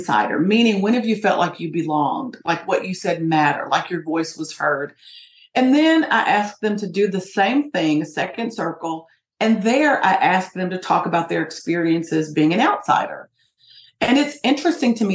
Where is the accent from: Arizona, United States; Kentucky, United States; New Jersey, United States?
Kentucky, United States; Appalachia; in Kentucky, it's a rural sort of area, particularly in Appalachia where I'm from, it's a very poor area